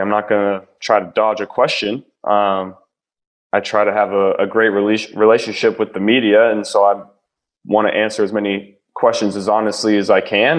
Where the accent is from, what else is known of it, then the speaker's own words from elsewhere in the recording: Ohio, United States; I'm from Ohio